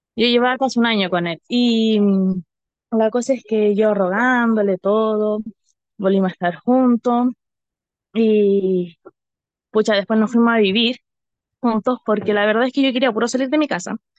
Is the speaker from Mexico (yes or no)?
no; Rancagua, O'Higgins, Chile; also born or lived in Machalí; me fui a vivir a, a Machalí, soy de Rancagua.